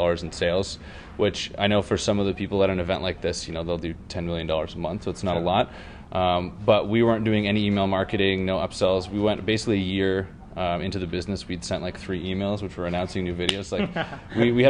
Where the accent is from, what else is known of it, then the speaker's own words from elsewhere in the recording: Toronto, Ontario, Canada; moved away as an adult; now in California, United States; I moved to California. I'm from Toronto originally